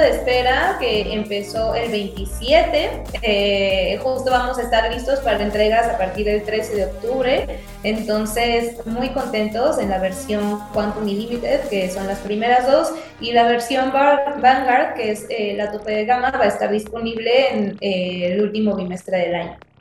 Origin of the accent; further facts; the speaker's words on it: Mexico; somos personas mexicanas